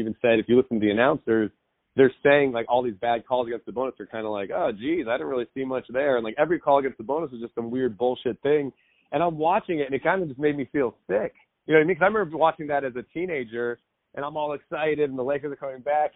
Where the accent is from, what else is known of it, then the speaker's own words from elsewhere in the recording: Southern California, United States; I grew up in Southern California